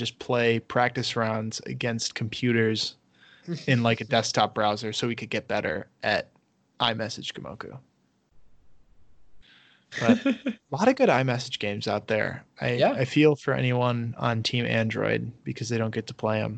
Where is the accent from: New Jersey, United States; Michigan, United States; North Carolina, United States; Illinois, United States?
Michigan, United States; accent: Michigander; I'm sure I sound funny. Like my Michigander accent. That's a real thing. We don't pronounce our T's.